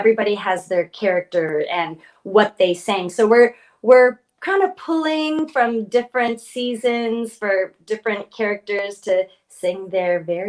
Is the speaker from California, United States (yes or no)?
yes; Los Angeles, California, United States; both Kelly and I grew up in Los Angeles, and it's kind of a weird sort of way to grow up, right?